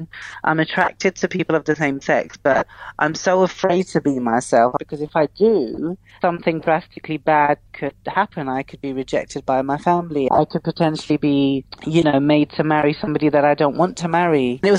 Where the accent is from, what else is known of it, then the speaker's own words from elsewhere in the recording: London, United Kingdom; I'm Muslim. I'm British. I'm of Pakistani heritage. And I'm a Londoner.